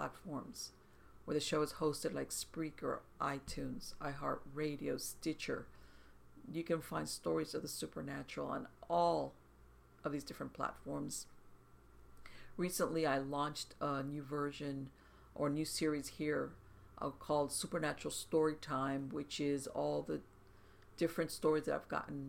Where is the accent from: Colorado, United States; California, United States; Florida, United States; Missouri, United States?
Florida, United States; South; I was born here in South Florida and grew up in South Florida